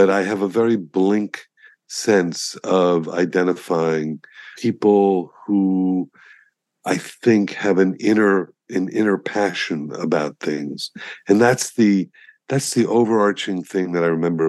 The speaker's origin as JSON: {"language": "English", "town": "Miami", "region": "Florida", "country": "United States", "tie": "born or raised there", "also_born_or_lived": "Colorado", "said": "I grew up on South Beach when the median age when I was a kid was 70"}